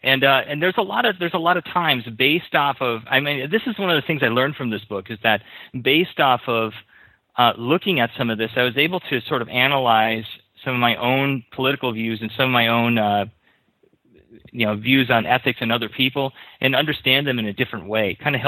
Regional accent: Minnesota, United States; now in Hawaii, United States; because I'm originally from Minnesota, and I moved out to Hawaii in 2008.

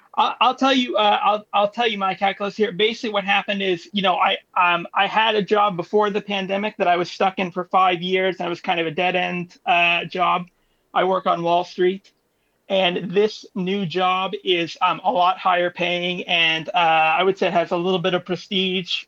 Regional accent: New York, United States; I'm from New York

